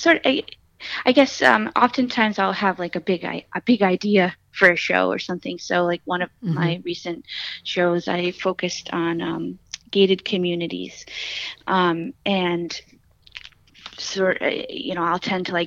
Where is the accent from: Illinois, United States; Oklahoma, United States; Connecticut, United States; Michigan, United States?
Connecticut, United States; New Haven; I'm originally from New Haven